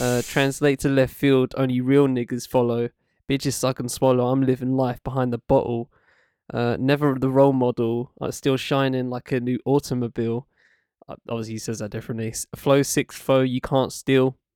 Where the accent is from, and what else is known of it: Essex, East of England, United Kingdom; born or raised there; also born or lived in Camden, London